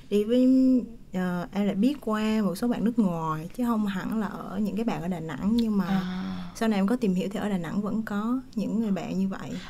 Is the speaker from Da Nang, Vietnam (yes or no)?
yes; Da Nang, Vietnam; Dạ quê em thì ở Đà Nẵng